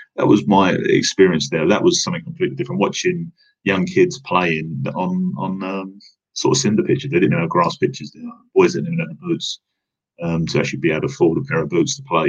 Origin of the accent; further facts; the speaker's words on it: London, United Kingdom; I was born and, and grew up and at a school in East London, and I'm still based in East London.